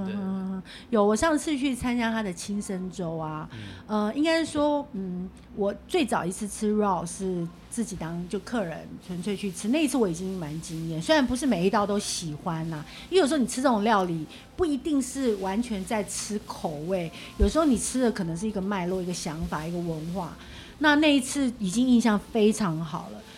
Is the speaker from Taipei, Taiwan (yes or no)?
yes; Taipei, Taiwan; 我们台北人